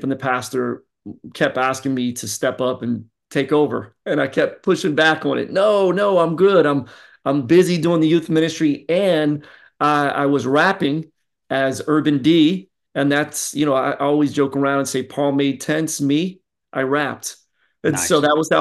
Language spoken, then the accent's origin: English; Philadelphia, Pennsylvania, United States; now in Florida, United States; I'm originally from Philly. And so I got that East Coast flavor.